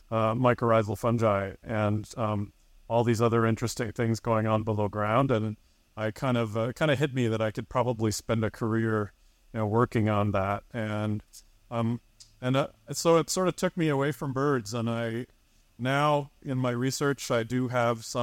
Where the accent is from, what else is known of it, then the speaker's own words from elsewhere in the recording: Michigan, United States; I also had some really great mentors in in bird clubs as I was growing up in Michigan